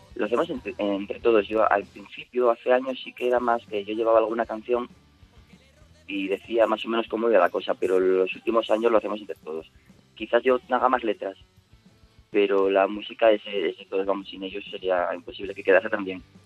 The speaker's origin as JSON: {"language": "Spanish", "region": "Asturias", "country": "Spain", "said": "como todo asturiano amante del rock que se precie"}